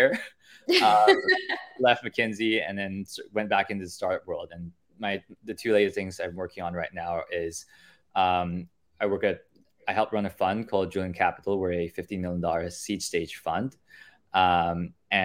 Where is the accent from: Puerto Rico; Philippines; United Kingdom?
Philippines; moved away as an adult; also born or lived in Pennsylvania, United States / Canada; born and raised in the Philippines for most of my life